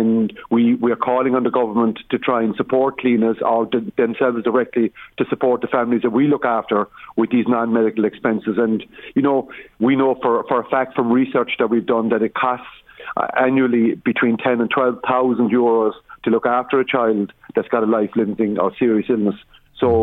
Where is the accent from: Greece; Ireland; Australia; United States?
Ireland; County Limerick, Munster; We come from County Limerick